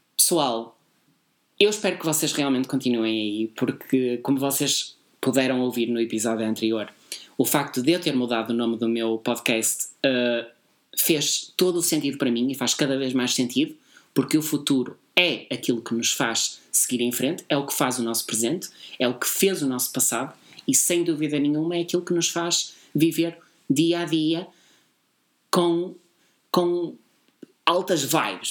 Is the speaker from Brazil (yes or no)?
no; Porto, Norte, Portugal; Nós somos do Porto. Como eu já tinha dito montes de vezes, nós somos do grande Porto.